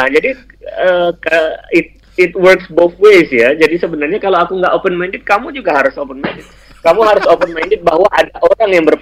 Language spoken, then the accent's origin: Indonesian; Indonesia; Karena saya orang Melayu, saya merasa bahwa